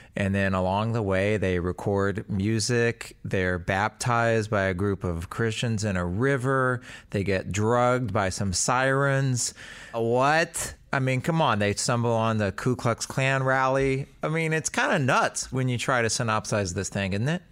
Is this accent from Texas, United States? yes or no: yes; Texas, United States; I grew up basically in, like, an armpit probably about six hours from Tulsa, Oklahoma. So it was like six hours south in Texas